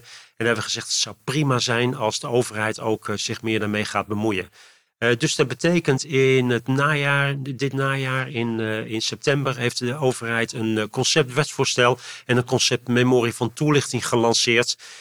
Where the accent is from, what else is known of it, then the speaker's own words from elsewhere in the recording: Utrecht, Netherlands; now in Leusden, Netherlands; in Utrecht ben ik geboren getogen op het Luie End.